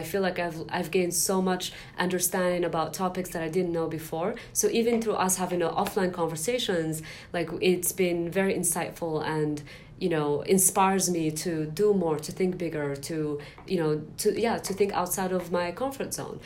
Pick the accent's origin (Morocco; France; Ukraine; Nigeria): Morocco; now in San Francisco, United States; when I was growing up in Morocco